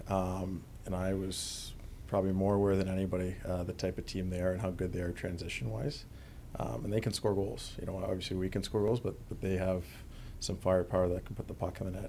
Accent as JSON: {"language": "English", "town": "Vancouver", "region": "British Columbia", "country": "Canada", "also_born_or_lived": "Atlanta", "moved": "as an adult", "said": "I come from Vancouver, you know, which is kind of a melting pot for a lot of different cultures. I go as an eighteen-year-old to Atlanta"}